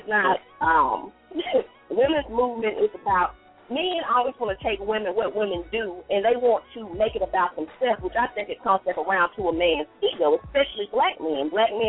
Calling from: Columbus, United States; I'm calling from Columbus.

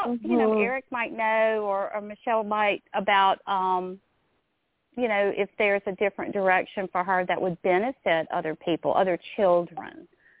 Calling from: Louisiana, United States; So I'm from Louisiana.

